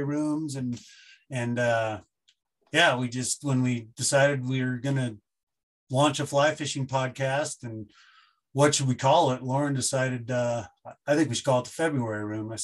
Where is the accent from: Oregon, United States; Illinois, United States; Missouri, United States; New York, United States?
Oregon, United States; Bend; moved away as an adult; also born or lived in Bozeman, Montana; now in Missoula, United States; I moved here in 2005 from Bend, Oregon, where I grew up.